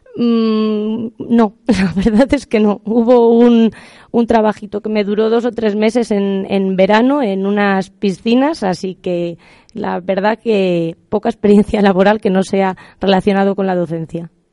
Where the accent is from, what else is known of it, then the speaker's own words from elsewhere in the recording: Aldearrodrigo, Castile and León, Spain; also born or lived in Salamanca; Yo soy de un pueblo muy pequeñito de Salamanca que se llama Aldea Rodrigo